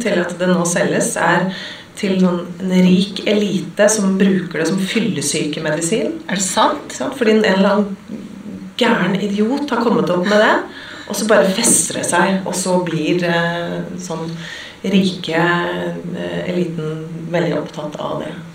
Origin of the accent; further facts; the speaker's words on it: Oslo, Norway; jeg vokste opp eh, midt i Majorstukrysset